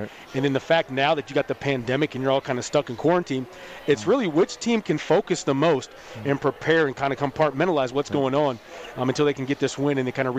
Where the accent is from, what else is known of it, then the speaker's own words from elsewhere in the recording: Washington, United States; my hometown Washington Huskies.